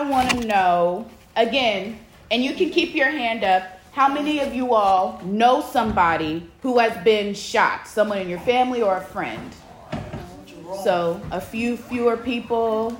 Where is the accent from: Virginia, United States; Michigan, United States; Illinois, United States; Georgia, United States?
Virginia, United States; Richmond; So I am a reporter. I'm from Richmond.